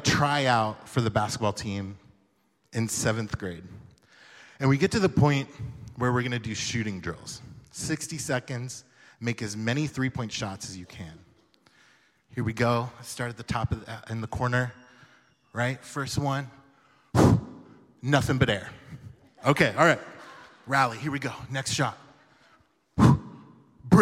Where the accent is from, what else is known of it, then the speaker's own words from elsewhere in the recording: Jacksonville, Florida, United States; I'm from Jacksonville, Florida